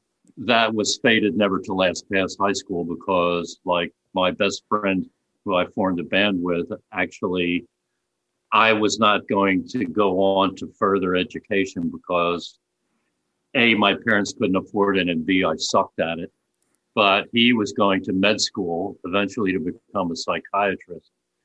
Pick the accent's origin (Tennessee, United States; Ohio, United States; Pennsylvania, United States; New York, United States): Pennsylvania, United States; Upper Darby; outside of Philadelphia, a western suburb called Upper Darby.